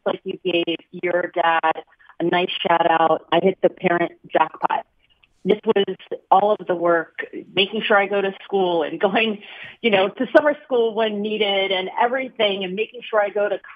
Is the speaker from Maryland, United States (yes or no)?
yes; Rockville, Maryland, United States; moved away as an adult; now in Philadelphia, United States; I'm originally from Rockville, Maryland